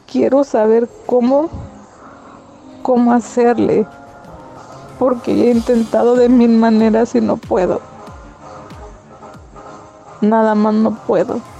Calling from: Santa Ana, California, United States; de Santana, California

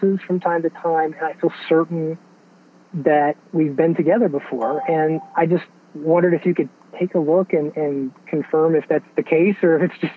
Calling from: Atlanta, Georgia, United States; I'm calling in from Atlanta area

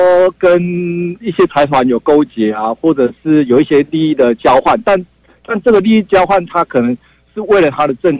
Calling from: Taichung, Taiwan; 呃，辉文哥你好，我是台中的

